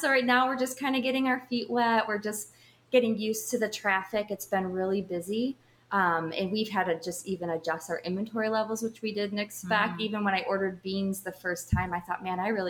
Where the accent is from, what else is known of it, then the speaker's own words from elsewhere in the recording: Richmond, Illinois, United States; moved away as an adult; now in Lake Geneva, Wisconsin, United States; We grew up in the Northern Illinois area.